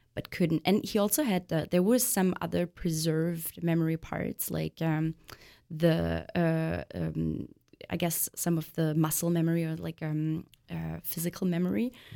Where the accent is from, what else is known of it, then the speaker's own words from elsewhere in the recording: Germany; I'm actually from Germany